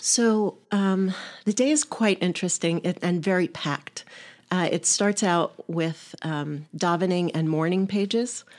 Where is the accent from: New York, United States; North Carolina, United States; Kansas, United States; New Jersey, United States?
New York, United States; now in Pittsburgh, United States; Originally, I'm a New Yorker